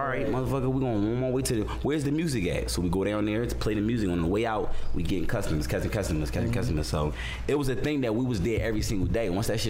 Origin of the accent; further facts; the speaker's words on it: Philadelphia, Pennsylvania, United States; Because I'm from Philadelphia.